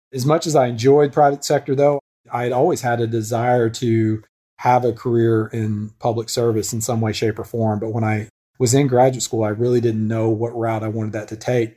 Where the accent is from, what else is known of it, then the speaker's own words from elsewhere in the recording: Northwest Arkansas, United States; I grew up in Northwest Arkansas